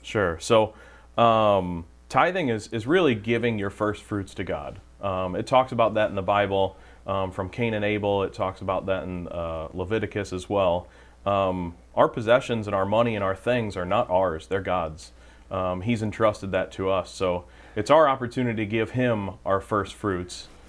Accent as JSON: {"language": "English", "town": "St. Charles", "region": "Missouri", "country": "United States", "tie": "born or raised there", "said": "grew up in the St. Charles area, went to St. Elizabeth Ann Seton um, Parish growing up, and um, went to Francis Howell North High School"}